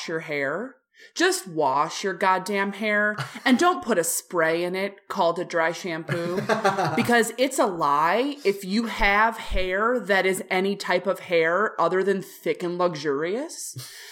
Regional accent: Midwest, United States; I'm being from the Midwest

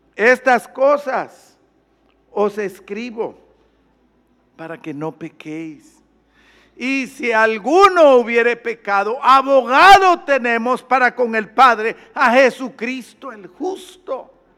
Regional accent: Guatemala; yo allá en mi país

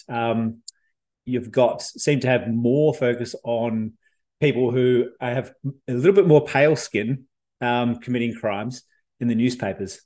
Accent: Victoria, Australia; moved away; I come from Victoria originally

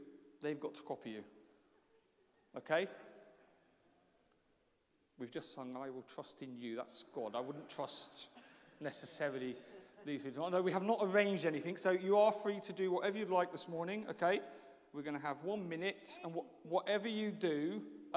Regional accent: England, United Kingdom; moved away as an adult; also born or lived in Brazil; although I have lived in Brazil, and a lot of people know that story for 20 years, I am actually English.

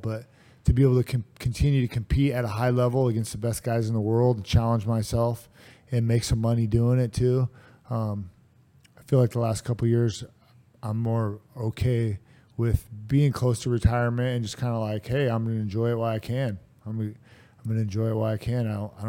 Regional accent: Vancouver, Washington, United States; but I want to do it in my hometown here in Vancouver, most likely.

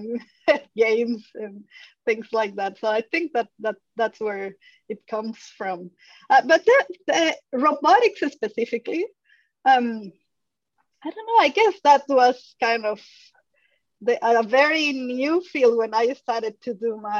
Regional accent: Mexico; English is a second language; moved away as an adult; also born or lived in France; now in Australia; As a Mexican

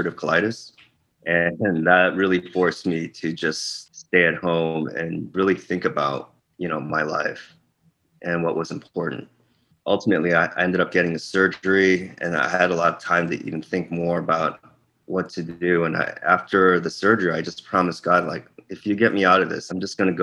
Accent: Chicago, Illinois, United States; also born or lived in Korea; I grew up in Korea, lived in Chicago when I was 3. I grew up in the Chicago area, most of my growing up in the suburbs there, like the west suburbs

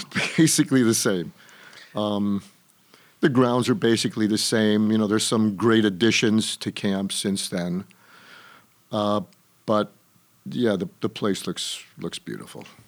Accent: Chicago, Illinois, United States; I was born on the West Side, and my formative years were on the South Side of Chicago

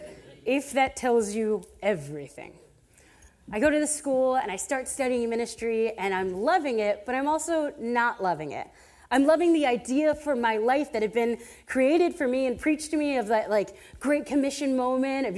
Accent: Adamstown, Pennsylvania, United States; moved away; I am from Adamstown, Pennsylvania, where the closest Walmart to my parents' house has horse and buggy parking

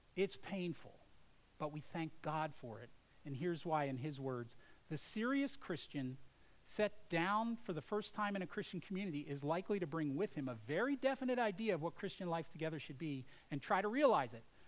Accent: United States; as an American

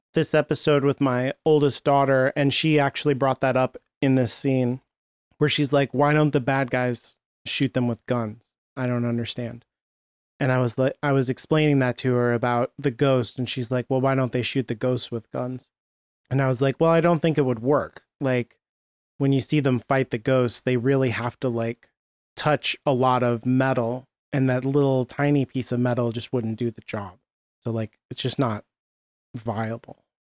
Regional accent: United States; I'm American

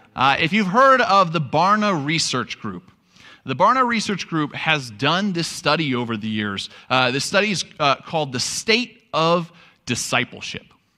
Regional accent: New York, United States; moved away; I'm from New York

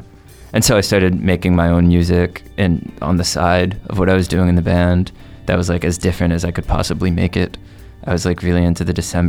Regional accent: New Jersey, United States; I'm from Jersey.

